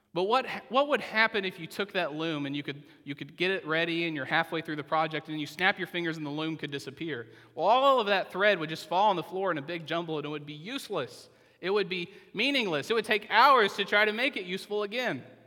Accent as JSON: {"language": "English", "region": "Oklahoma", "country": "United States", "said": "I'm from Oklahoma"}